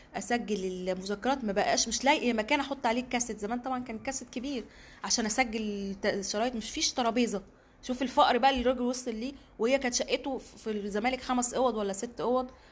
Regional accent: Egypt; also born or lived in Cairo; انا صحفيه مصريه

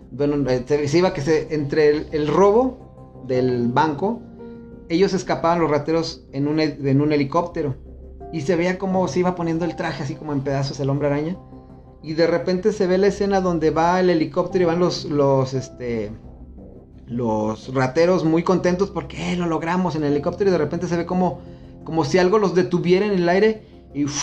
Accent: Celaya, Guanajuato, Mexico; now in León, Mexico; yo ya estaba viviendo aquí en León. Yo me vine de Celaya a estudiar

